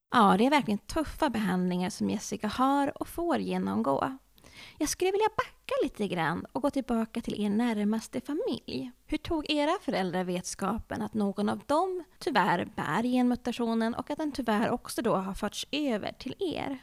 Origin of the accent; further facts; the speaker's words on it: Norrland, Sweden; accent: Norrland dialect; jag med min norrländska.